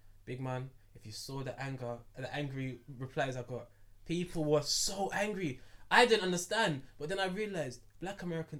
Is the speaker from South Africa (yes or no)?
no; United Kingdom; I'm British.